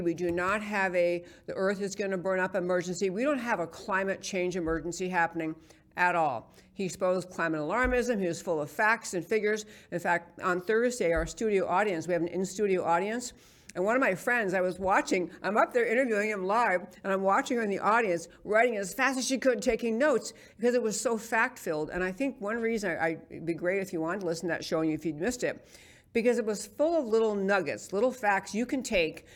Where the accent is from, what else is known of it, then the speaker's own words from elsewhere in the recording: New York City, New York, United States; moved away; in New York City, where I grew up in New York